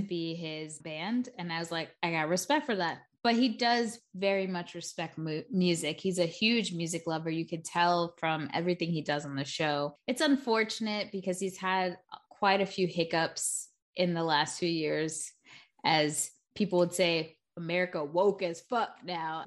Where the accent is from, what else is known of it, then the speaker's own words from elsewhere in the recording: New York, United States; I'm from New York